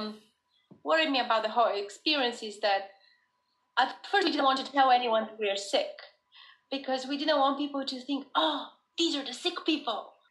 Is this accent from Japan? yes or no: no; Bulgaria; now in United States; I'm originally from Bulgaria